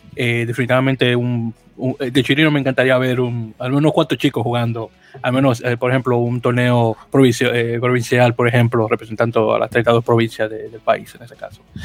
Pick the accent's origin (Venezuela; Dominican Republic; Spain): Dominican Republic; Santo Domingo, Distrito Nacional; nacido y criado en, en, en Capital, el Distrito Nacional, muy orgullosamente del barrio San Carlos